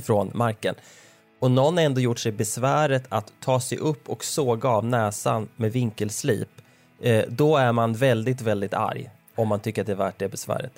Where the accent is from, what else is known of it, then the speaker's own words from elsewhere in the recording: Nora, Örebro County, Sweden; Stadsskogsvägen 17B i Nora där jag växte upp